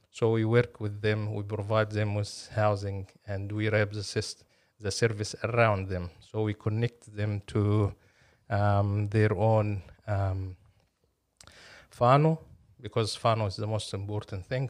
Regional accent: Cairo, Cairo Governorate, Egypt; moved away as an adult; also born or lived in Napier, New Zealand / Palmerston North, New Zealand; now in Auckland, New Zealand; I'm originally from Egypt, uh, born and raised in Cairo.

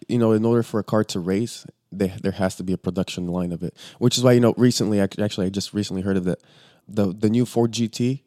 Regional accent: Bulgaria; now in Los Angeles, United States; we're originally from Bulgaria

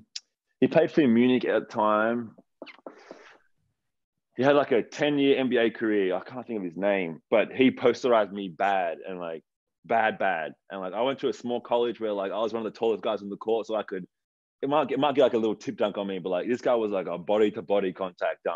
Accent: Wollongong, New South Wales, Australia; moved away as an adult; now in Sydney, Australia; growing up in Wollongong

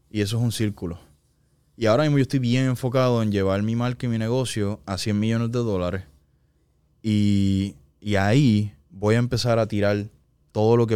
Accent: Puerto Rico; yo era un boricua

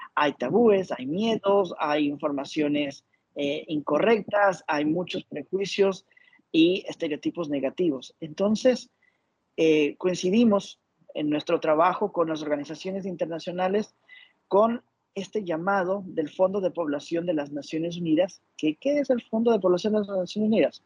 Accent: Ecuador; now in Panama; soy de Ecuador, actualmente vivo en Panamá

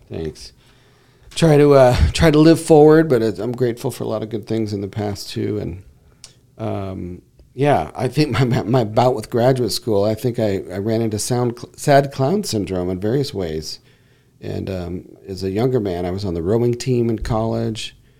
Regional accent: Granite Bay, California, United States; And I'm originally from this area. I'm from the Granite Bay area. Left in 87 and moved back up here.

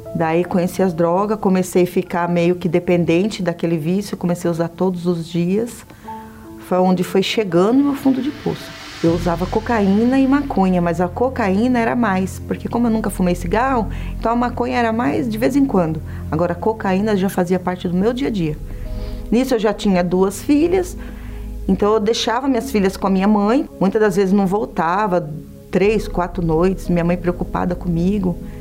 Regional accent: Itapevi, São Paulo, Brazil; tenho 43 anos, eu nasci em Itapevi.

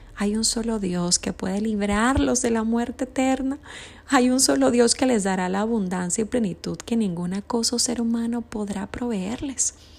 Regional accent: Dominican Republic; Ayer fue la celebración en mi país, República Dominicana

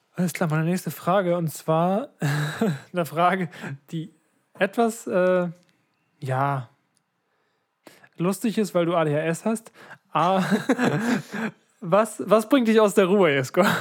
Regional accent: Ratekau, Schleswig-Holstein, Germany; also born or lived in Lübeck; unsere berühmte Kirche in Radekau

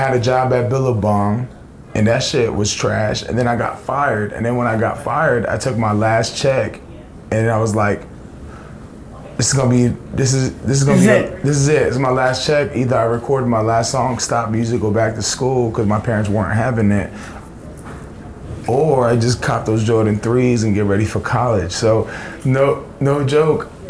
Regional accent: Libya; now in United States; I was born in Libya

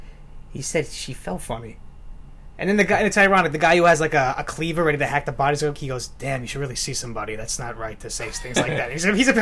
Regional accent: Long Island, New York, United States; I'm happy I'm from Long Island, but I don't parade it around.

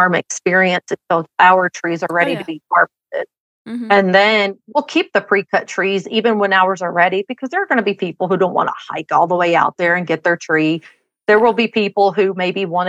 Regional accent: Tennessee, United States; moved away as an adult; now in Utah, United States; growing up in Tennessee

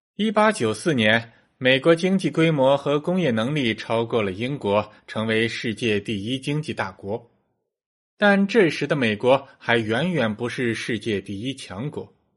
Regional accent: China; 我们中国人

